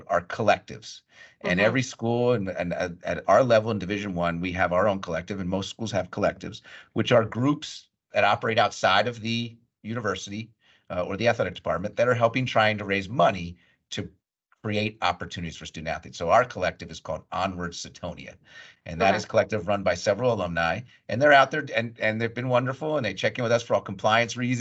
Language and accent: English; Bucks County, Pennsylvania, United States; also born or lived in Berkeley Heights, New Jersey; My formative years, really, if you will, from late elementary school through the end of high school and graduating high school, was in Bucks County, Pennsylvania, outside of Philadelphia